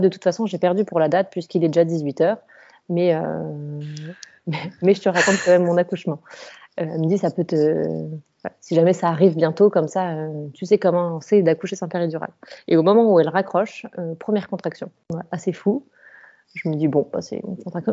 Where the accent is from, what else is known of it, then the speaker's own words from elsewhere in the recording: Colmar, Grand Est, France; je viens de la région de Colmar